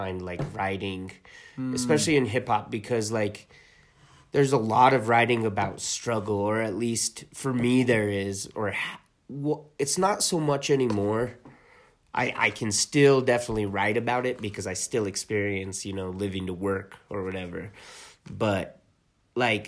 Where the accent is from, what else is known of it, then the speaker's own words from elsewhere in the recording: Talpa, New Mexico, United States; I grew up in Talpa, which is just right south of Taos.